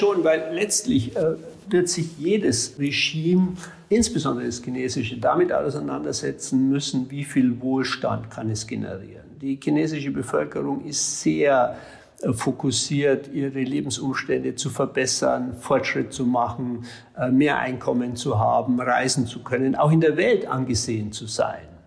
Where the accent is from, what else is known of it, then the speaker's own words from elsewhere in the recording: Germany; als Deutsche